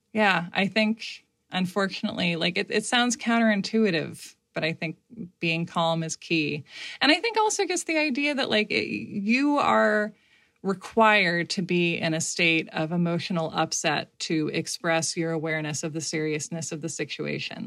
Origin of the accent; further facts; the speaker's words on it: United States; I, uh, have only experienced being an American